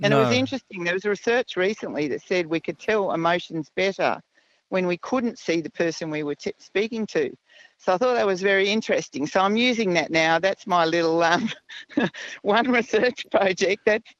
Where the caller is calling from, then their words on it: Sarina, Queensland, Australia; I'm ringing from Serena, and I'm on my way home from Beef Week.